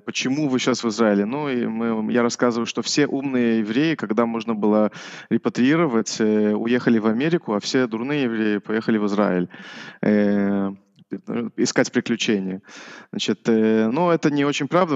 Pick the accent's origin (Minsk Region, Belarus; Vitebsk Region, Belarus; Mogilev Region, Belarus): Vitebsk Region, Belarus; Orsha; now in Israel; Я, э, родился вообще в Белоруссии